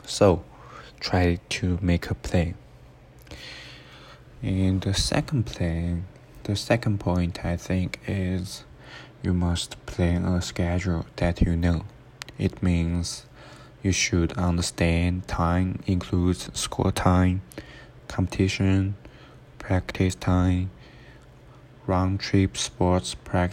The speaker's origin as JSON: {"language": "English", "country": "China", "moved": "as an adult", "lives_now": "Arizona, United States", "said": "I come from China, and I'm studying at Arizona State University"}